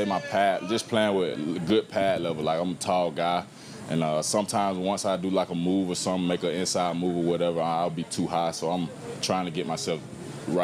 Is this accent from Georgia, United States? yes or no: yes; Georgia, United States; moved away as an adult; now in Jacksonville, United States; I'm from the state of Georgia.